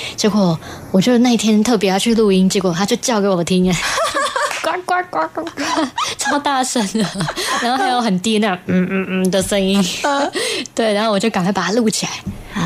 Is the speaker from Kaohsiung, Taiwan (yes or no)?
no; Puli, Nantou County, Taiwan; 因为我是南投普里，普里人